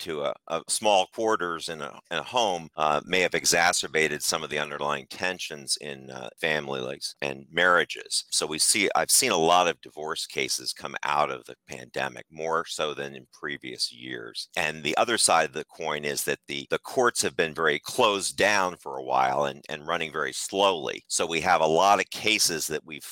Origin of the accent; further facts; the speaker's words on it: Philadelphia, Pennsylvania, United States; moved away as an adult; also born or lived in Massachusetts / Washington, D.C.; now in Arlington, United States; I'm from Philadelphia originally and moved down after attending Harvard University to the Washington, D.C. metropolitan area